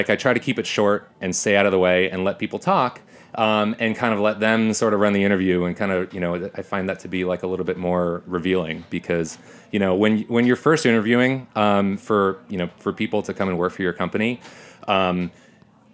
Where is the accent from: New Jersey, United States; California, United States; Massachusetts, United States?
New Jersey, United States; I grew up in North Jersey